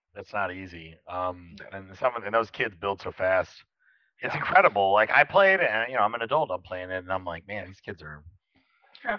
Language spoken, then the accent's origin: English; Florida, United States; moved away as an adult; now in Austin, United States; I'm from Florida. You know that. So I, I grew up in tropical beaches